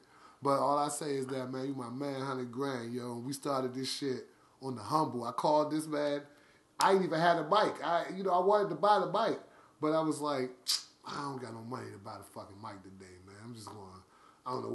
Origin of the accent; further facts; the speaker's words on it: Washington, District of Columbia, United States; I'm from Uptown DC